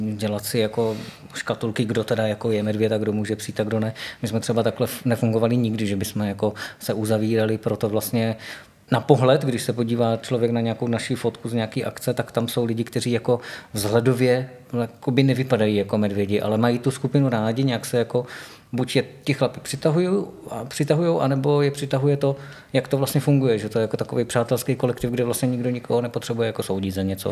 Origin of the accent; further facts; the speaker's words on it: Náměšť nad Oslavou, Vysočina Region, Czechia; now in Ostrava, Czech Republic; pocházím původně z Vysočiny, z takového malého města mezi Brnem a Jihlavou, u Třebiče na náměšť nad Oslavou